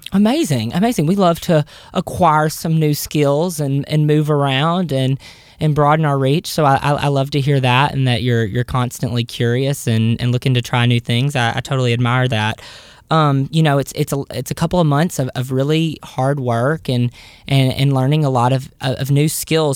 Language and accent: English; the South, United States; a Southerner who is about to move to New York City